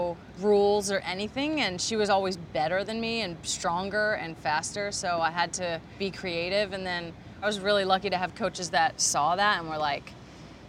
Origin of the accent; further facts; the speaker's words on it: Redding, California, United States; we grew up outside of Redding a little bit